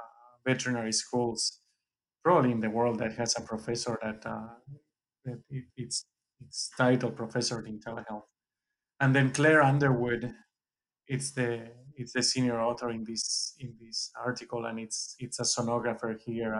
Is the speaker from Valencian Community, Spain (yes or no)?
yes; Valencia, Valencian Community, Spain; moved away as an adult; now in United States; I grew up and went to vet school in Valencia in Spain.